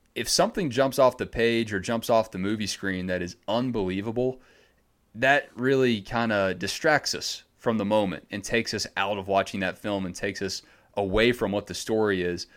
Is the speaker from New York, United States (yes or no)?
no; Gwinnett County, Georgia, United States; also born or lived in Savannah, Georgia / Macon, Georgia; growing up in Gwinnett County, which is right outside of Atlanta